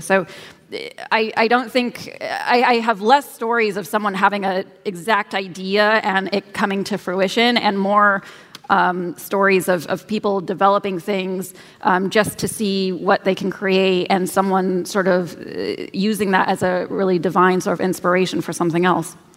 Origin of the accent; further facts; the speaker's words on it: Kansas, United States; I grew up in Kansas